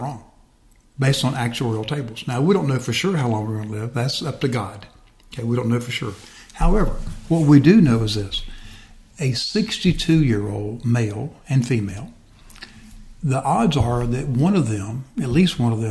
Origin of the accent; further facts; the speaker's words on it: Westville, Florida, United States; I grew up over in West Florida, a little town called Westville